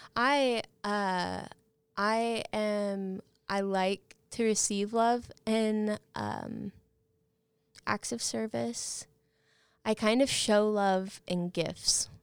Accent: Guthrie, Oklahoma, United States; I grew up in Guthrie

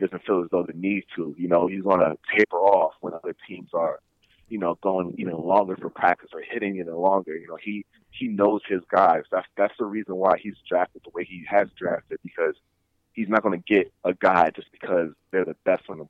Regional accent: Connecticut, United States; I'm personally from New England, being from Connecticut

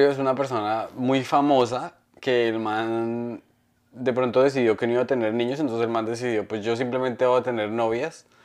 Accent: Chitagá, Norte de Santander, Colombia; estaba en, este, como dicen, en Chitagá, mi pueblo, que es el pueblo de mi papá.

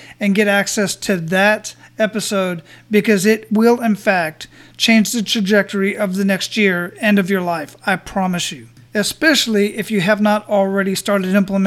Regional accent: Phoenix, Arizona, United States; moved away as an adult; now in Florida, United States; My hometown where I was born and raised

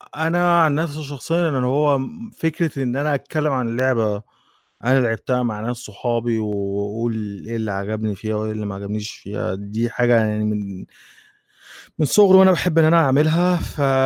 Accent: Egypt; وفي مجله كانت عندنا عندنا في مصر كانت اسمها لغه العصر

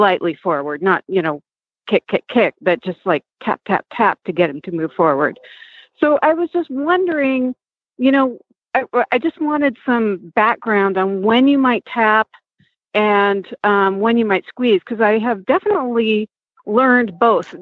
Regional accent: Puget Sound region, Washington, United States; I'm about an hour north of Seattle and about an hour south of the Canadian border. So I'm, you know, on the Puget Sound region, and this is where I grew up

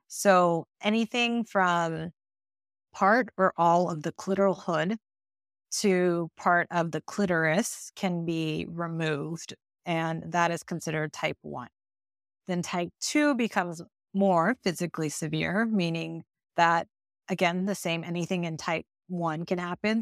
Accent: California, United States; also born or lived in Iowa; I was born, actually, in Iowa, but my family moved from there to California when I was nine, so I was raised in California and grew up there

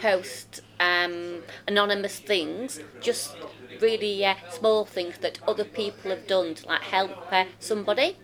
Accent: Rotherham, Yorkshire and the Humber, United Kingdom; I'm from Rotherham.

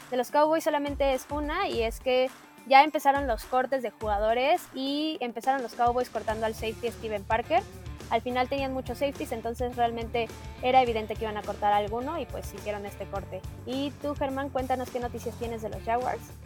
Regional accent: Mexico; como mexicanos

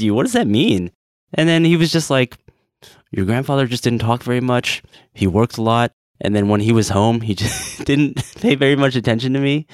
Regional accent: United States; I'm too American

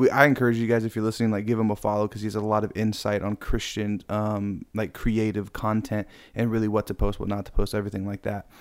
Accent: Riverside, California, United States; also born or lived in Norco; I grew up in Riverside. That's where I, I used to live before moving to, I guess, Hick Town, Norco

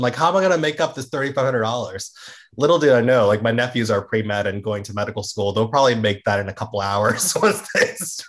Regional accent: Georgia, United States; also born or lived in Florida; I grew up in Georgia and Florida. That's where I was, you know, raised as a small kid

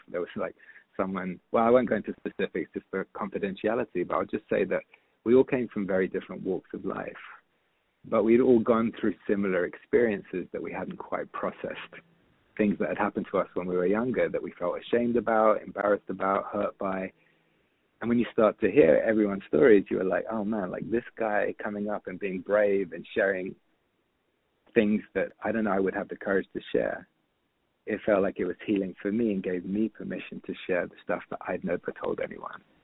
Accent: London, United Kingdom; moved away as an adult; also born or lived in San Francisco; growing up in London

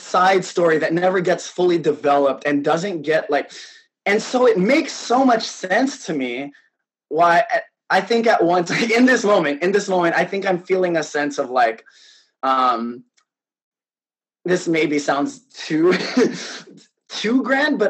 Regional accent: Philippines; just by virtue of being Filipino and trying to be excellent at what

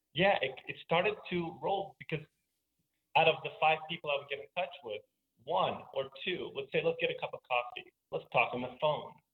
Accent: New York City, New York, United States; also born or lived in St. Petersburg, Russia / San Francisco; now in Boulder, United States; So I was born uh, in Russia and spent eight years there, and then moved to New York City as a Jewish mm. refugee. So this is kind of an immigrant story where you know I moved from from Russia to the Bronx in New York and spent my formative years growing up there

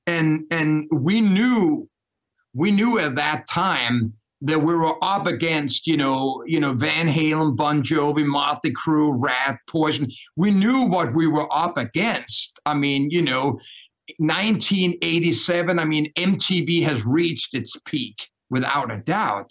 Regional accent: Denmark; accent: Danish; English is a second language; moved away as an adult; also born or lived in New York; born and raised in Denmark.

